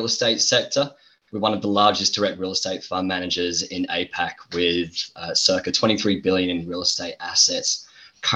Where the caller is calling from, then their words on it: Sydney, New South Wales, Australia; calling in from Sydney, Australia